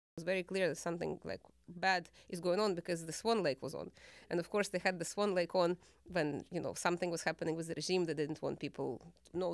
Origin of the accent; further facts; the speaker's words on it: Kyiv, Ukraine; now in United States; I grew up in the capital city of Kyiv